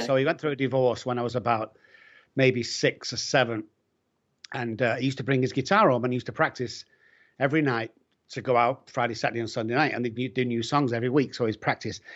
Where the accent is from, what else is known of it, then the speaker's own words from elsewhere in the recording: Manchester, North West England, United Kingdom; I'm from Manchester